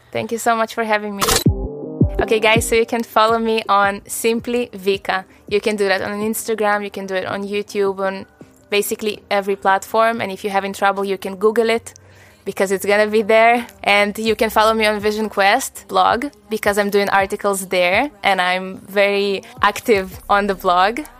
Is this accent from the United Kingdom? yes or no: no; Israel; also born or lived in Russia; I was seven years old, we moved from Russia to Israel